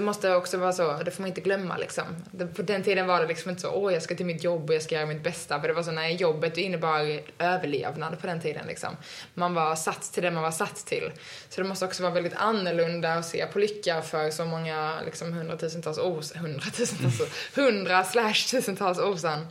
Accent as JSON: {"language": "Swedish", "country": "Sweden"}